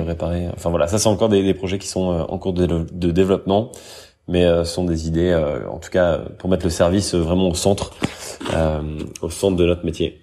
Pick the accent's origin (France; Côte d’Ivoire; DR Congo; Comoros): France; moved away as an adult; also born or lived in Paris; now in Brussels, Belgium; je suis français, j'ai 33 ans, j'habite du coup maintenant euh, en Belgique, à Bruxelles